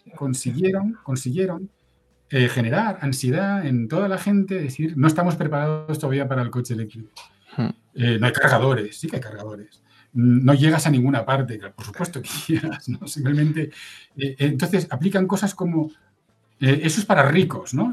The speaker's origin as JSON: {"language": "Spanish", "town": "Oviedo", "region": "Asturias", "country": "Spain", "said": "yo soy de Oviedo, que es una ciudad peatonal"}